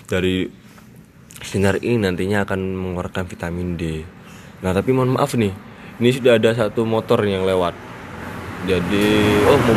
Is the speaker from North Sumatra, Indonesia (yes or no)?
no; Malang, East Java, Indonesia; saya dari Malang. Nah, posisi saya sebagai mahasiswa nih di Malang.